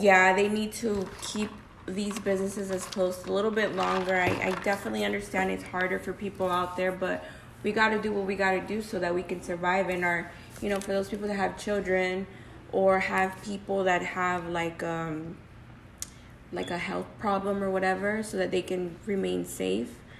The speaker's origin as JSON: {"language": "English", "town": "Phoenix", "region": "Arizona", "country": "United States", "said": "We're from Arizona, from Phoenix"}